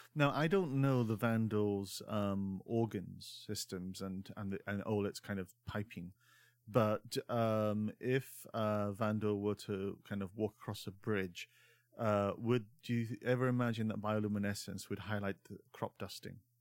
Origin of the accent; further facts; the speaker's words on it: Scotland, United Kingdom; growing up in Scotland